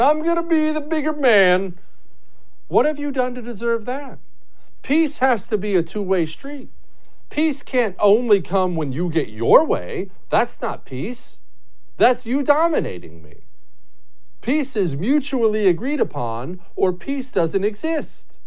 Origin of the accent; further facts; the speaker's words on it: United States; I'm as American as apple pie